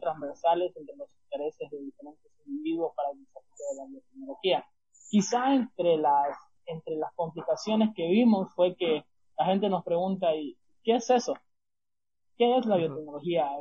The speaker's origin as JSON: {"language": "Spanish", "town": "Santa Cruz de la Sierra", "region": "Santa Cruz", "country": "Bolivia", "said": "mi ciudad, que, ha sido, que es Santa Cruz de la Sierra"}